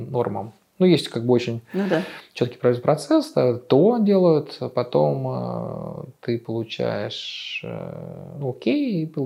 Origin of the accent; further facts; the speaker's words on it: Russia; now in Netherlands; мы из России?